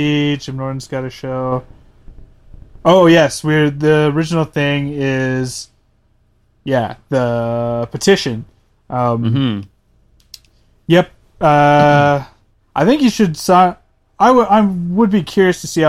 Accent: Canada; we're Canadian

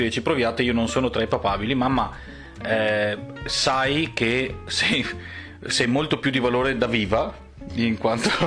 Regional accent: Veneto, Italy; Abbiamo, stiamo bevendo uno spritz perché siamo veneti.

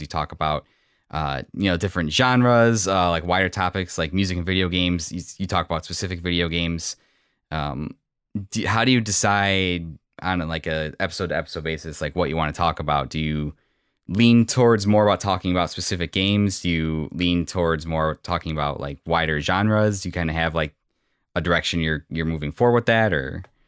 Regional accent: Illinois, United States; moved away as an adult; also born or lived in south side of Chicago; now in Northwest Indiana, United States; I grew up in Illinois

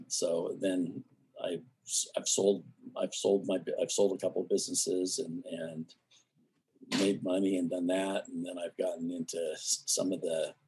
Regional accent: Arizona, United States; now in Jackson Hole, United States; I grew up in Arizona

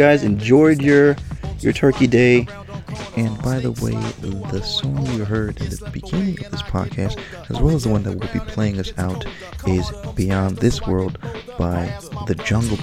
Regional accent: New York City, New York, United States; Growing up in the Bronx

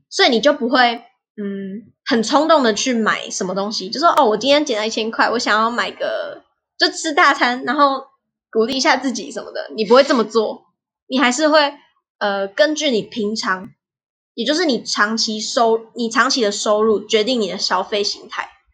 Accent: Taiwan; 我们台湾的

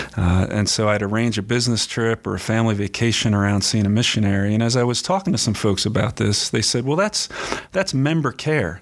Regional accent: Philadelphia, Pennsylvania, United States; moved away as an adult; now in Tempe, United States; I grew up in Pennsylvania

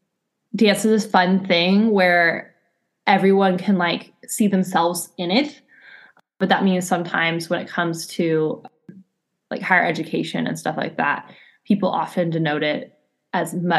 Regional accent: Colorado, United States; moved away as an adult; now in California, United States; I grew up in Colorado

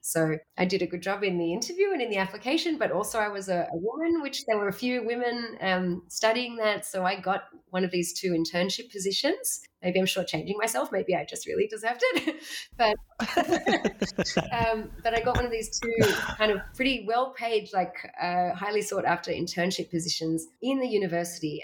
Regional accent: Australia; moved away as an adult; now in Berlin, Germany; I was born in Australia

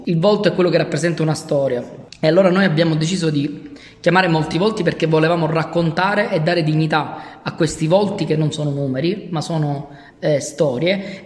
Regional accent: Palermo, Sicily, Italy; Io sono il primo di, eh, quattro fratelli, il primo di dieci nipoti e sono l'ultimo rimasto a Palermo. La mia famiglia si è sparsa per il mondo in cerca di migliori opportunità.

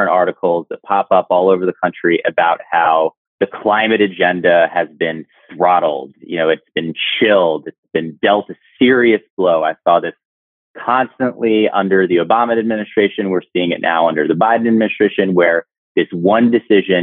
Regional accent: Indiana and Illinois, Midwest, United States; moved away; I'm from the Midwest. I grew up in Indiana and Illinois

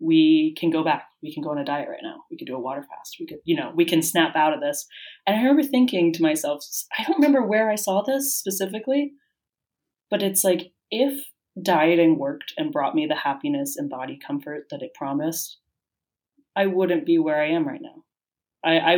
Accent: United States; moved away as an adult; now in Madrid, Spain; growing up in the United States

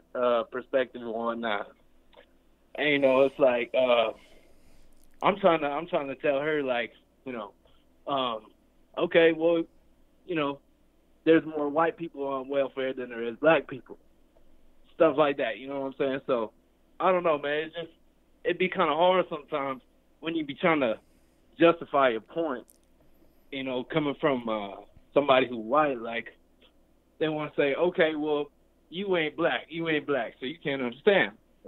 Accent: Illinois, United States; now in Denver, United States; I'm from Illinois, right? And I'm out here in Denver on the east side.

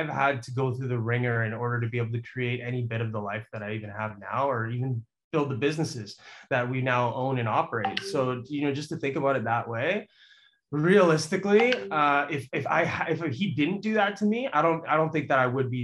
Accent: Richmond, British Columbia, Canada; I was born and raised here in Richmond, in Vancouver.

